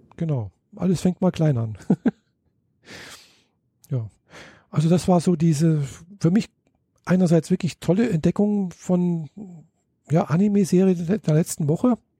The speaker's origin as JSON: {"language": "German", "country": "Germany", "said": "bei uns in Deutschland"}